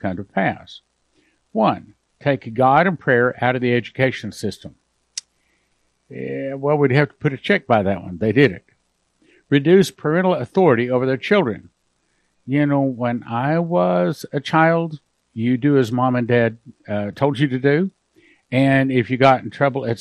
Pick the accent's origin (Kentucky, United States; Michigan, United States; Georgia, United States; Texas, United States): Texas, United States; West; When I was growing up in West Texas